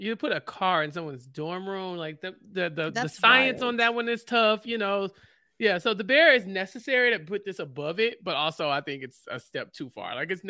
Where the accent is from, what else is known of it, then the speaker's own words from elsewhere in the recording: Houston, Texas, United States; I am from Houston.